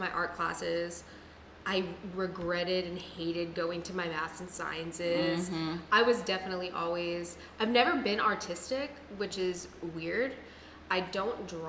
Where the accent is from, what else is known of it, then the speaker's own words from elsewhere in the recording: Clearwater, Florida, United States; now in Corpus Christi, United States; I'm from Clearwater, Florida